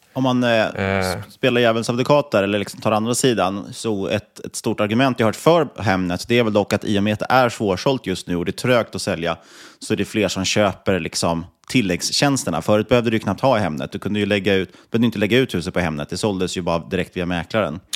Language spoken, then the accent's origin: Swedish; Sweden; man var från Sverige